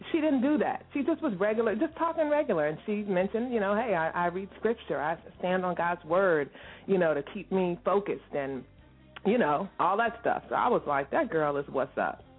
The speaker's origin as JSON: {"language": "English", "region": "DMV", "country": "United States", "said": "I'm not from West Virginia. I'm I'm, I'm from the DMV"}